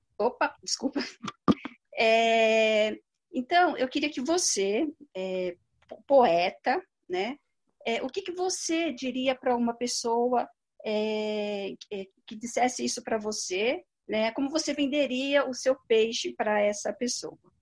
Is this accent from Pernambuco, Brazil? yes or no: no; São Paulo, Brazil; eu sou aqui de São Paulo